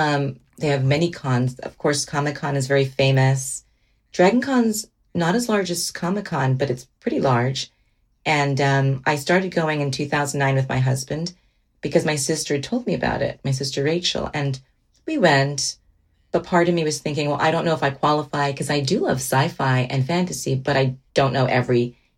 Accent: Miami, Florida, United States; moved away; also born or lived in Georgia / Washington; growing up in Miami, I remember I cherish the memories of being with my mom and my sisters

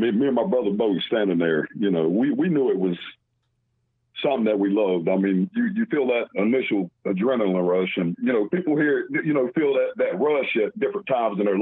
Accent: North Carolina, United States; I was born and raised in North Carolina

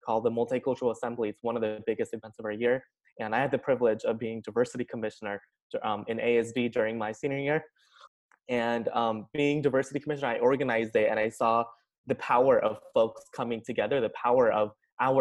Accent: Sacramento, California, United States; also born or lived in India; now in San Luis Obispo, United States; I came to Cal Poly 2 years ago from Sacramento. That's where like my quote unquote hometown is

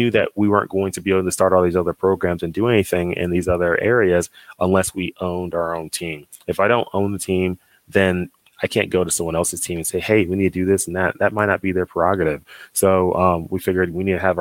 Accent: Dallas, Texas, United States; moved away as an adult; I'm from Dallas, Texas, and I grew up in Dallas.

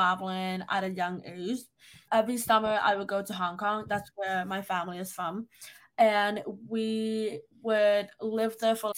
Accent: New York, United States; I was born and raised in New York

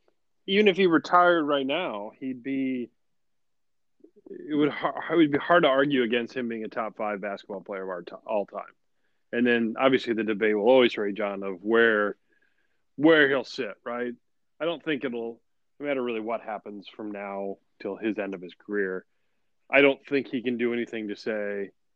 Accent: Chicago, Illinois, United States; I grew up in the Jordan era, and I grew up in Chicago, so for the Chicagoland area, so I'm going to be biased.

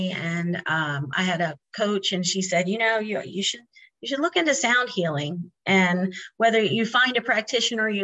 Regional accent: Maryland, United States; moved away; I was finally able to be back home with my family after 25 years of being gone from my hometown here

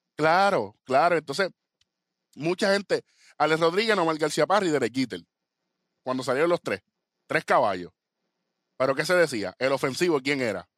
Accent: Puerto Rico; nosotros somos boricuas

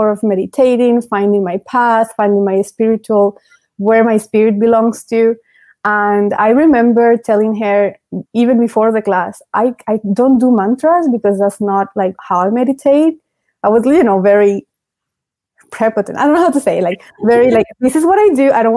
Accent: Venezuela; moved away; I grew up in Venezuela

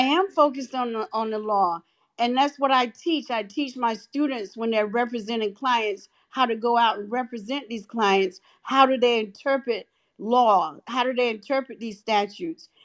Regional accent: North Carolina, United States; I'm from North Carolina

